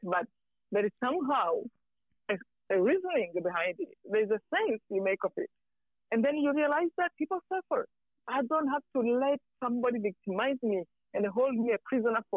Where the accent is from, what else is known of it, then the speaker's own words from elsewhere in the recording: Rwanda; moved away; I'm from Rwanda.